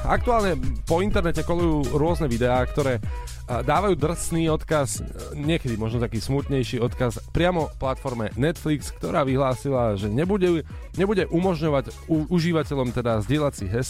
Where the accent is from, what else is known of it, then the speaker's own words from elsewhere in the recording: eastern Slovakia, Slovakia; Ja som z východu